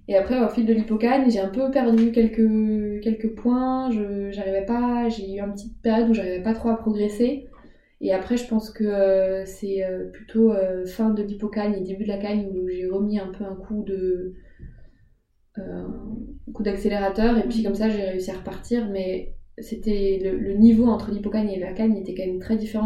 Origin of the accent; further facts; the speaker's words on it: Alsace, Grand Est, France; moved away as an adult; also born or lived in Paris; c'était pas très loin de chez mes parents, comme là, je viens d'Alsace